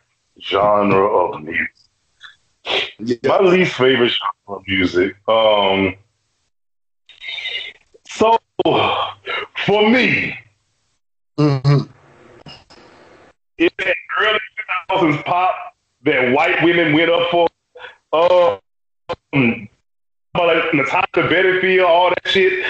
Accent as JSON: {"language": "English", "region": "Louisiana", "country": "United States", "said": "I'm from Louisiana"}